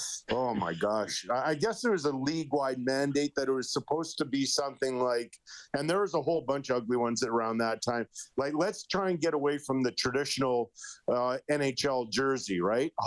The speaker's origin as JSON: {"language": "English", "town": "Edmonton", "region": "Alberta", "country": "Canada", "tie": "born or raised there", "said": "we grew up in Elmwood."}